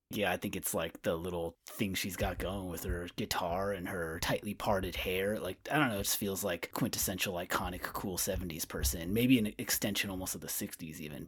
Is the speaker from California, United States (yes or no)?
yes; Winters, California, United States; A town called Winters, California, outside of, like, Sacramento, Davis area.